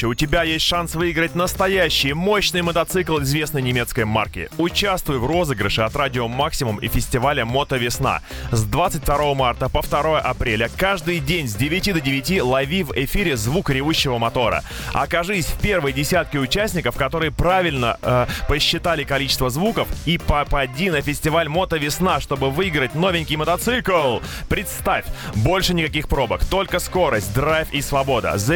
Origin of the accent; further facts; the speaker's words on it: Yekaterinburg, Sverdlovsk Oblast, Russia; Когда давным-давно устраивался в такси в родном городе Екатеринбурге, думал, что неплохо знаю город.